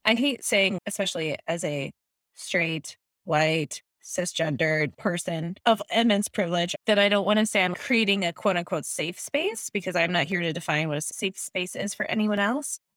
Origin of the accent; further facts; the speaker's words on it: Minnesota, United States; I am a Minnesotan, but my family says y'all